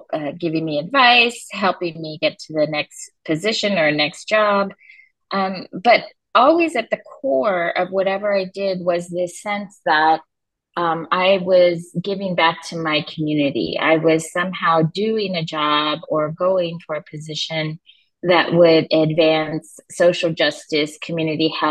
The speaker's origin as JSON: {"language": "English", "town": "Los Angeles", "region": "California", "country": "United States", "tie": "born or raised there", "said": "I grew up in Los Angeles"}